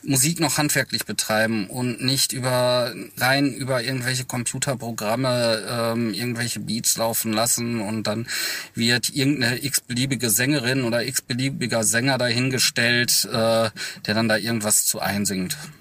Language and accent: German; Ruhr area, North Rhine-Westphalia, Germany; ich komme aus dem Ruhrgebiet